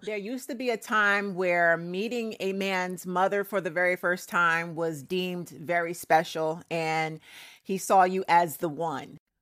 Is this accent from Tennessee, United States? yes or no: no; Trenton, New Jersey, United States; now in New York, United States; I was born in Trent, New Jersey